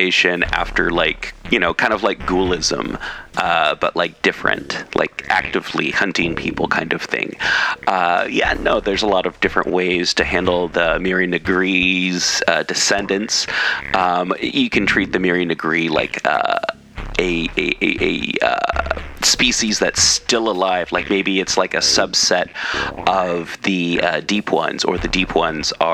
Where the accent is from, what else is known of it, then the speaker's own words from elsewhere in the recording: Pacific Northwest, United States; I did not grow up with that in the Pacific Northwest